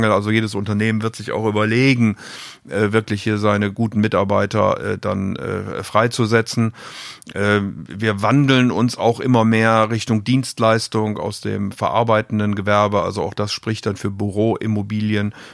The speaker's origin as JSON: {"language": "German", "region": "Rhineland", "country": "Germany", "said": "eher da, wo ich herkomme, nämlich im Rheinland."}